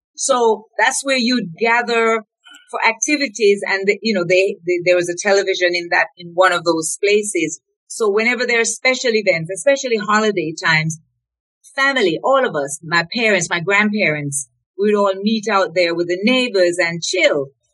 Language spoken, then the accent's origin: English; Colonel's Ridge, Clarendon, Jamaica; also born or lived in Reading, England; now in Canada; I grew up in a little district called Colonel's Ridge